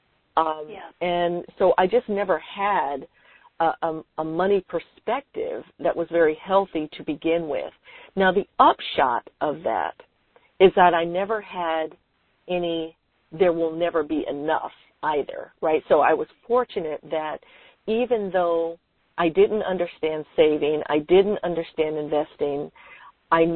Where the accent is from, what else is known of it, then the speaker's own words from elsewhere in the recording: San Francisco, California, United States; I was born and raised in San Francisco